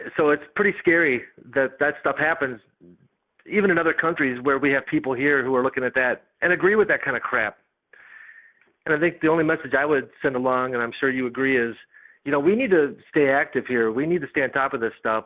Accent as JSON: {"language": "English", "country": "United States", "said": "as American citizens"}